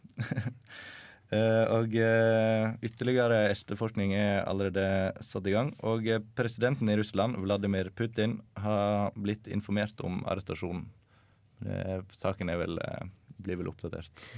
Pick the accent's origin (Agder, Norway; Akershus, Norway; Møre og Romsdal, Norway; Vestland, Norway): Vestland, Norway; Sogndal; now in Trondheim, Norway; Jeg kommer fra Sogndal, bor i Trondheim